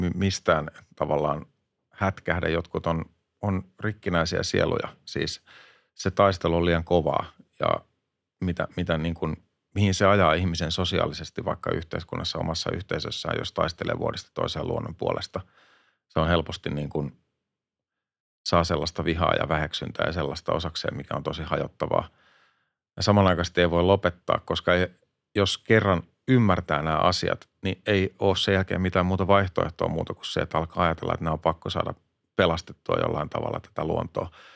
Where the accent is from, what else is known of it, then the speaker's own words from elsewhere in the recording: Hämeenlinna, Kanta-Häme, Finland; mä oon itse Hämeenlinnasta